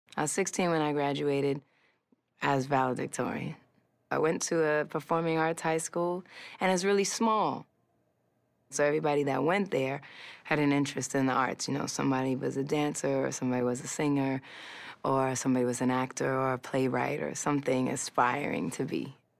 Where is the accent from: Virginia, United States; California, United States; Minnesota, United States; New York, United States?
New York, United States; New York City; I grew up in New York City, Hell's Kitchen, and it looked exactly how it sounds